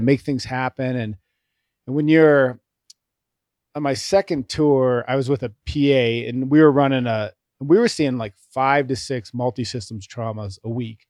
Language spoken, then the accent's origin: English; Thornton, Colorado, United States; also born or lived in Appleton, Wisconsin; I actually grew up in Thornton, Colorado. Um, we moved there